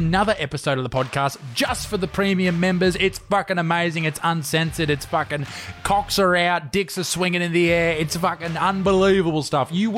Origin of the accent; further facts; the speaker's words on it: Newcastle, New South Wales, Australia; a place called Dudley, where I grew up in Newcastle here in Australia